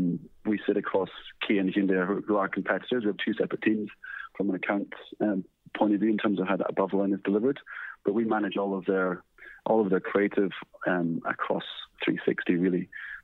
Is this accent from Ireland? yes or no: no; Scotland, United Kingdom; moved away as an adult; also born or lived in London; now in Australia; So you probably guess my accent that I'm not from Australia. I came to Australia from Scotland in 2010.